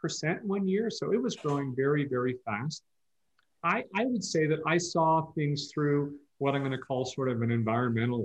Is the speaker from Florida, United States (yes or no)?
no; Palo Alto, California, United States; moved away as an adult; also born or lived in East Coast; now in Bend, United States; I grew up, people who don't know, I grew up down in Palo Alto